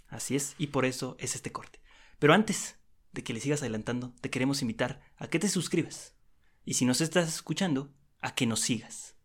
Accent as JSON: {"language": "Spanish", "country": "Mexico", "said": "como mexicanos"}